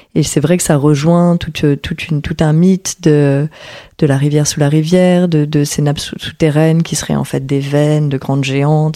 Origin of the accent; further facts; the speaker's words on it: Paris, Île-de-France, France; also born or lived in Porquerolles; Et j'ai grandi entre Paris et Porquerolles